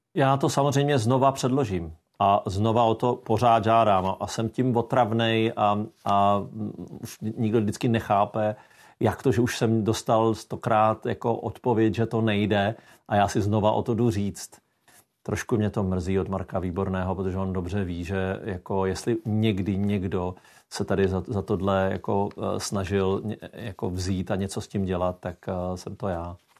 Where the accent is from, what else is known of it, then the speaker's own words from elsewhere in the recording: South Moravian Region, Czechia; já jsem z Jižní Moravy